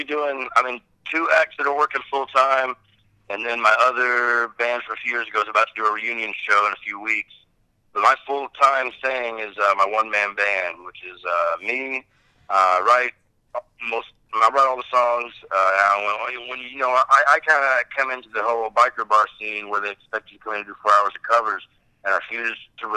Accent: Arkansas, United States; moved away as an adult; growing up in Arkansas and being from the background I was from, I had a strong will to be away from all that, you know. Like, I wanted to be the heck out of Arkansas as soon as I was 18, I moved away.

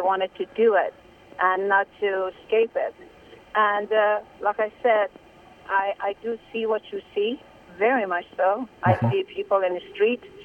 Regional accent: Iran; now in United States; I'm Iranian or I was born in Iran

